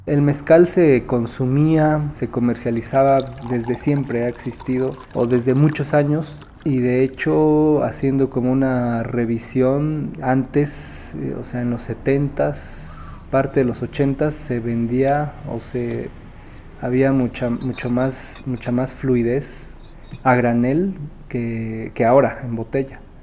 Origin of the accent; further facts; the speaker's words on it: Oaxaca, Mexico; Yo nací aquí en, en la ciudad, en Oaxaca